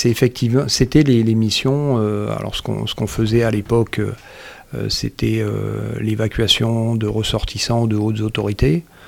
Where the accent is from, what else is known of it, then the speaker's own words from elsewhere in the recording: Marseille, Provence-Alpes-Côte d'Azur, France; moved away; j'ai grandi à Marseille.